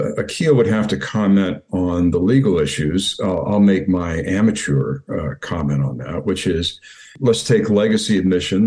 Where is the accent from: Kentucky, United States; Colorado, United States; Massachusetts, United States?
Kentucky, United States; moved away as an adult; I came to Yale from Kentucky